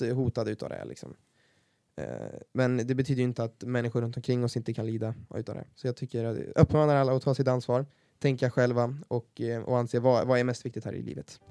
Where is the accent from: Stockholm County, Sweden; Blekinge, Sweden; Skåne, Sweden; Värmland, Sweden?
Värmland, Sweden; accent: Värmland dialect; tycker jag inte att vår dialekt är speciellt fin